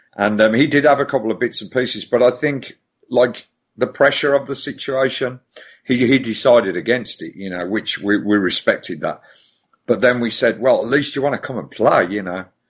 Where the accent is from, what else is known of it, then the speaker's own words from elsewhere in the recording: Birmingham, West Midlands, United Kingdom; now in Brighton, United Kingdom; I'm I'm from Birmingham, but I actually live, um, thankfully, um, in these times. Um, I actually lived near the coast, so I lived near Brighton